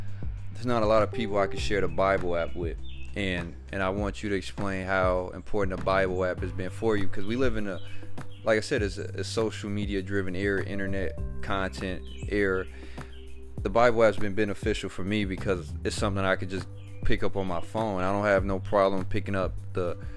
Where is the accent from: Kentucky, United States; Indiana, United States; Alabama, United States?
Indiana, United States; Gary; I'm from Gary.